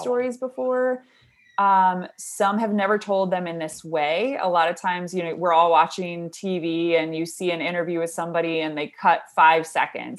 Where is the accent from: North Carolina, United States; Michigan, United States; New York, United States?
Michigan, United States; Brighton; we lived in Brighton, so I grew up there